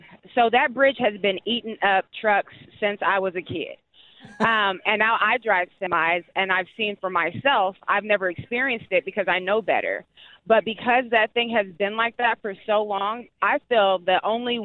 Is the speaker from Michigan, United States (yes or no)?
no; Bonner Springs, Kansas, United States; I was raised in Bonner Springs